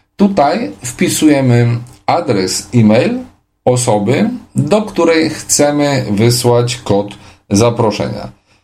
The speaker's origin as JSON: {"language": "Polish", "country": "Poland", "said": "Jestem niewidomą osobą z Polski"}